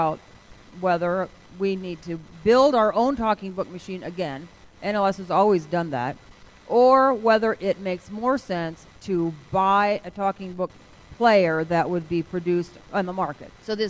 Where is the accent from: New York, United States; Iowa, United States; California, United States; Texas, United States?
Iowa, United States; Iowa? I'm from Iowa.